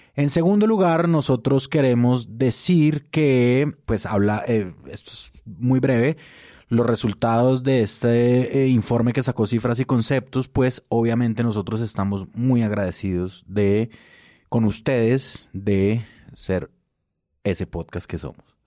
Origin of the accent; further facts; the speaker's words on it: Tolima, Colombia; nosotros los tolimenses, de mi tierra